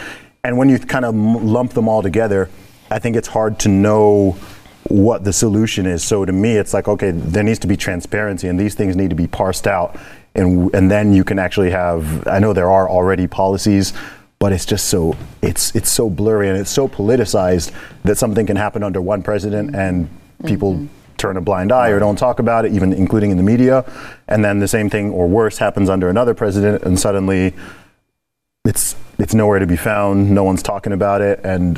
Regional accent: Saudi Arabia; I grew up in Saudi Arabia.

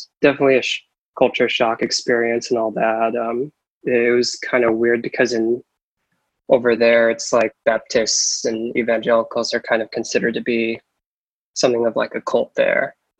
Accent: Oregon, United States; also born or lived in Las Vegas, Nevada; I was born in Las Vegas, Nevada. Lived there until I was about 5. My parents moved around a lot, moved up to Oregon and lived in different places around Oregon.

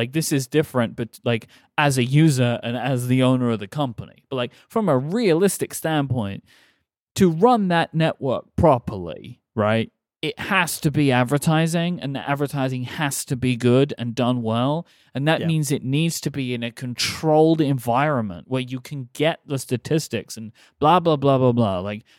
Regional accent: England, United Kingdom; as an English person.

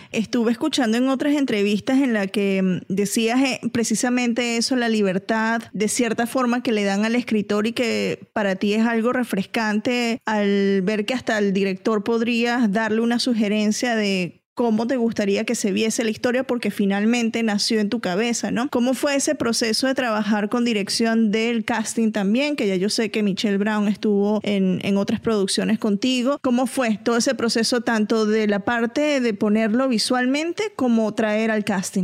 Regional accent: Venezuela; soy venezolana

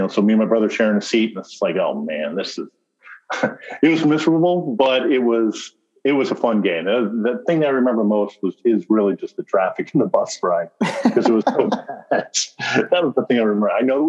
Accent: Orange County, California, United States; me and my brother growing up in Orange County.

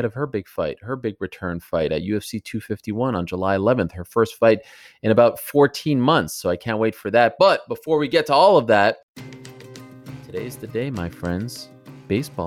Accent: Canada; moved away; I am so proud to be Canadian. I love being a Canadian.

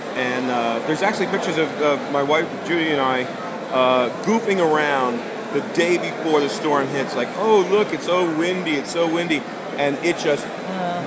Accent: Asbury Park, New Jersey, United States; also born or lived in Newark, New Jersey; my childhood roots in Asbury Park, I was born in Newark

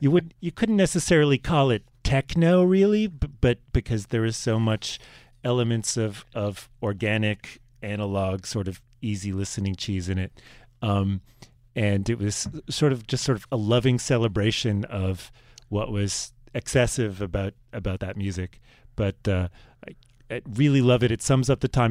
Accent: Virginia, United States; I was from Virginia

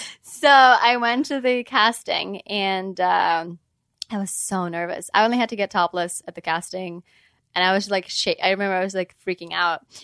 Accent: Ukraine; moved away; I'm from Ukraine

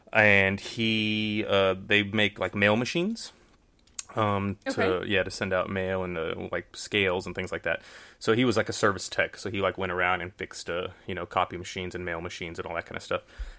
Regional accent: Houston, Texas, United States; Houston, Texas.

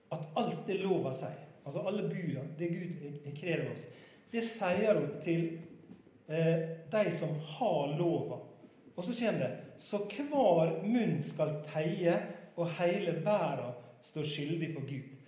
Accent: Sunnmøre, Møre og Romsdal, Norway; moved away; Jeg er egentlig sunnmøring

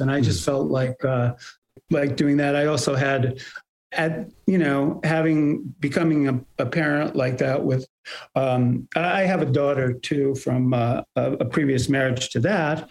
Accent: Bay Area, California, United States; also born or lived in New York; I was born in New York and we moved to uh, the Bay Area when I was five or uh, almost five

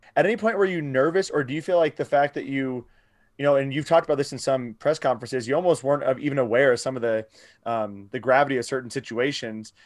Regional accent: Iowa, United States; I'm from Iowa

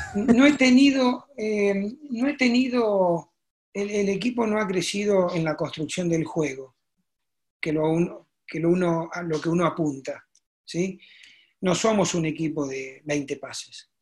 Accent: a town near Arequito, Rosario area, Santa Fe, Argentina; me fui a jugar a, a la Liga del, del Campo, como le llaman, que es mi pueblo. No jugué en mi pueblo, jugué en un pueblo cerca que es Arequito

